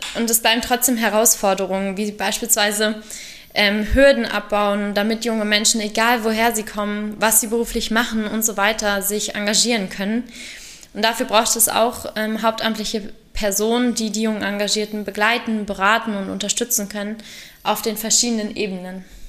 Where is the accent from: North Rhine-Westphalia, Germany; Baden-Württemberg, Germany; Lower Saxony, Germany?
Lower Saxony, Germany; Salzgitter; Jugendwartin in meinem Heimatverein geworden und habe mich ähm, angefangen, in der Sportjugend Salzgitter zu engagieren